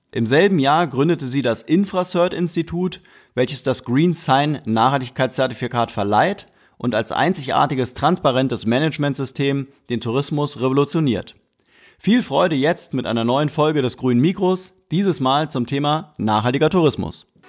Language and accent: German; Berlin, Germany; Ich komme auch aus Berlin, auch aus dem, aus dem Westteil von Berlin